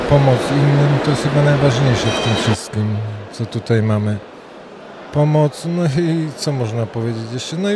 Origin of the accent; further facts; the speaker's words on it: Ostrów Wielkopolski, Greater Poland, Poland; jestem z Ostrowa Wielkopolskiego.